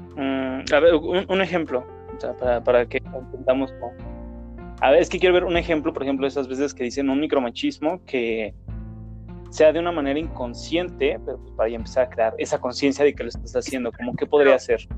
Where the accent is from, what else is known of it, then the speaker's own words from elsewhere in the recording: Mexico; todos somos mexicanos